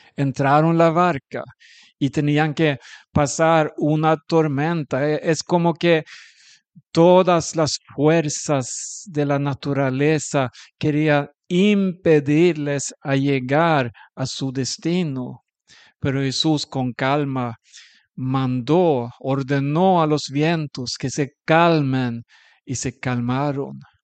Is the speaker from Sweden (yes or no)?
yes; Sweden; un sueco